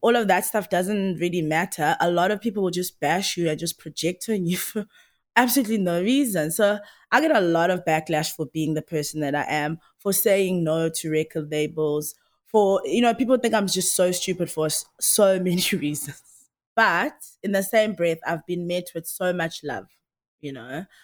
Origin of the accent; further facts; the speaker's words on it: Msinga, KwaZulu-Natal, South Africa; moved away; also born or lived in Durban; Where I was born was, uh, rural K Z N. It's a place called M C Inga